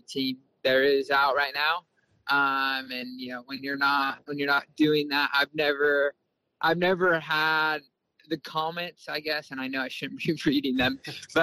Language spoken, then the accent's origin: English; Bakersfield, California, United States; I come from Bakersfield. There's dirt track, asphalt